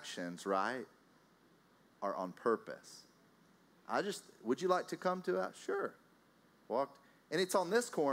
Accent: Texas, United States; now in Austria; I'm from Texas. I live in Austria

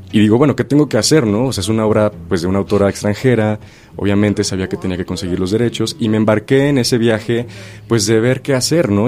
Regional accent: Chilpancingo, Guerrero, Mexico; now in Mexico City, Mexico; yo soy de originario de Chilpancingo, Guerrero. Entonces, em, viviendo en la ciudad de Chilpancingo, no estuve expuesto eh, al teatro este, de niño

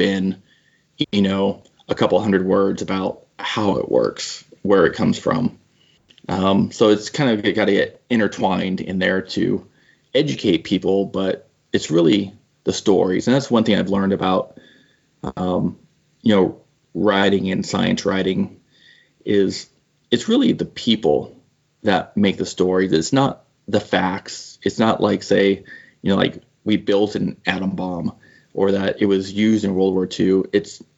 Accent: Seattle, Washington, United States; I'm from like the Pacific Northwest, the Seattle area

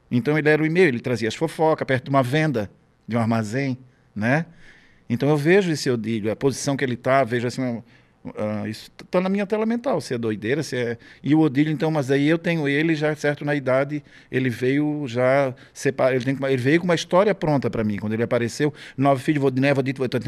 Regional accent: Florianópolis, Santa Catarina, Brazil; Florianópolis, no bairro chamado Saco Grande, hoje é João Paulo.

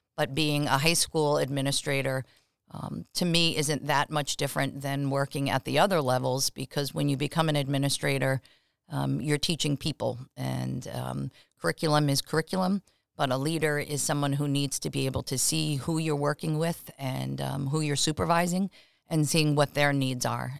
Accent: Long Island, New York, United States; moved away as an adult; also born or lived in Providence, Rhode Island / Massachusetts; I actually am a native New Yorker. I grew up on Long Island.

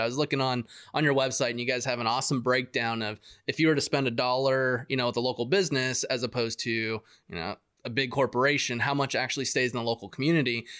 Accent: Yuma, Arizona, United States; I grew up in Ari, Ari, Arizona

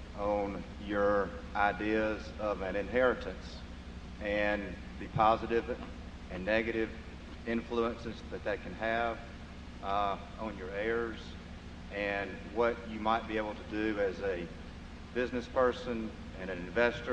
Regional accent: Birmingham, Alabama, United States; from Birmingham, Alabama

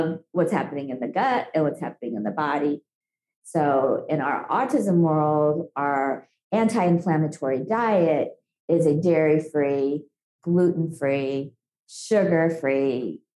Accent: India; moved away; I was born in India. I have a lot of exposure to lead in childhood

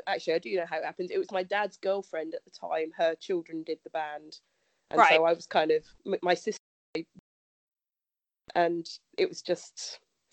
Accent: Dorset, South West England, United Kingdom; I'm from Dorset, so Dorset is kind of a heavily scouty guidey area.

